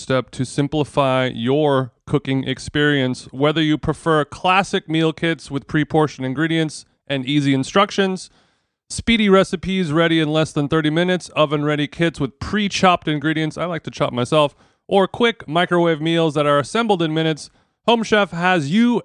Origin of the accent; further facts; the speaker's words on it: Huntington Beach, California, United States; I grew up in Huntington Beach. It's my whole fucking life